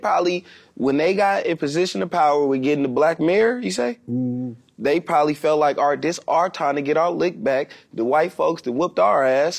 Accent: Oakland, California, United States; I was born in Oakland, but they took us from Africa.

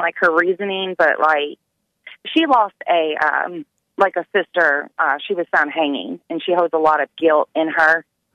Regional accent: Louisville, Kentucky, United States; we're from Louisville

